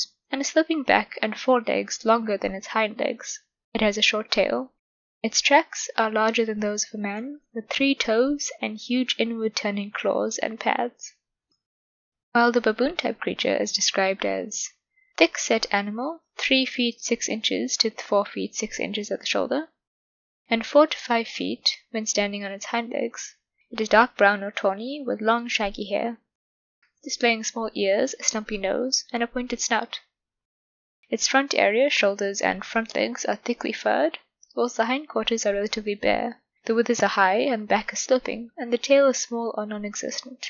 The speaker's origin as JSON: {"language": "English", "country": "South Africa", "said": "my home country of South Africa"}